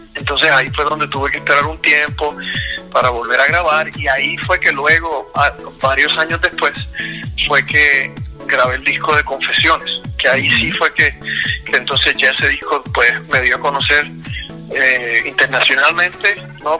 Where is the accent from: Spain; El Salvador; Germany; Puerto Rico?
Puerto Rico; yo soy puertorriqueño, eh, entonces cuando pequeño en Puerto Rico, recuerdo que mi papá, mi papá siempre tocaba guitarra